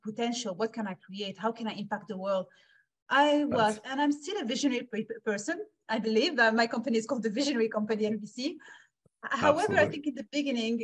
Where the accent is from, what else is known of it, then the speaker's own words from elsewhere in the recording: Switzerland; also born or lived in Morocco; I'm born in Morocco, grew up in Switzerland